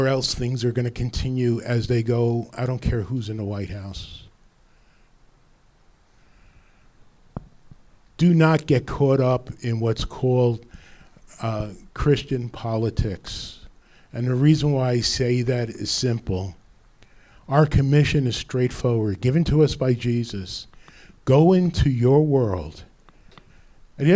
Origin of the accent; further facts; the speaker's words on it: Rutherford, New Jersey, United States; My neighboring town where I grew up in Rutherford. Clifton was right across the river.